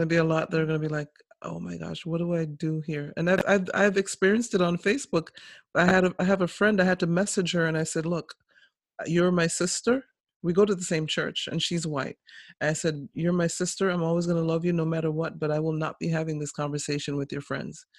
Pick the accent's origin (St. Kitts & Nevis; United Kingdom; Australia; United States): St. Kitts & Nevis; moved away; I was born in St. Kitts